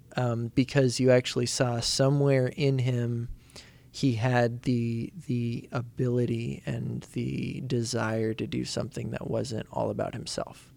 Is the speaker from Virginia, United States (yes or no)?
no; Indiana, United States; where I grew up in Indiana